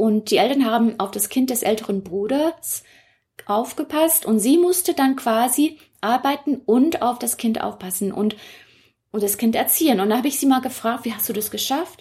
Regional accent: Hong Kong; moved away as an adult; now in Berlin, Germany; Ich bin dort geboren, aufgewachsen und wenn man fragt, wo ich herkomme, sage ich immer noch Hongkong

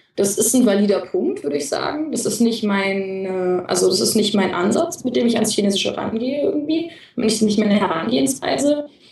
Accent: Germany; als Deutsche

